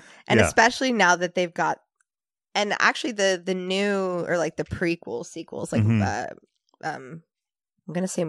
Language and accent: English; England, United Kingdom; also born or lived in New Jersey / Singapore; So, I was born in New Jersey, but moved all the time when I was a kid. Was in Singapore and England